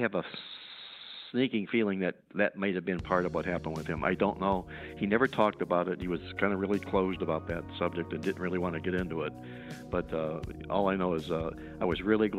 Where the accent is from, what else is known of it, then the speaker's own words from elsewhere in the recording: Cleveland, Ohio, United States; I grew up in Cleveland